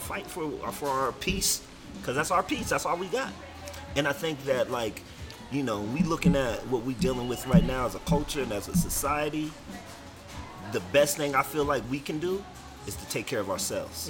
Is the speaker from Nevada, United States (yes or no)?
no; Denver, Colorado, United States; also born or lived in California / Las Vegas; I came out here like middle school, high school.